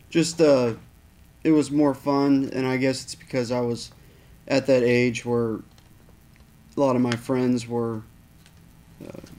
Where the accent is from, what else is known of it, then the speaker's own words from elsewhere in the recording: Apollo, Pennsylvania, United States; A little town called Apollo.